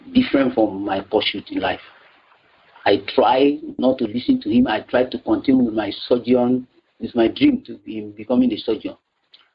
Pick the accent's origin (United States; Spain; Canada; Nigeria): Nigeria; also born or lived in Accra, Ghana; I came to Nigeria to finish my primary school education and continue with my secondary school to my degree level